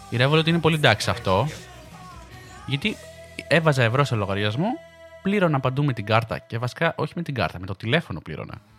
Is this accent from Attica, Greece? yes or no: no; Peloponnese, Greece; και εγώ είμαι από τη, από τη Μάνη. Τη Λακωνική, να πω.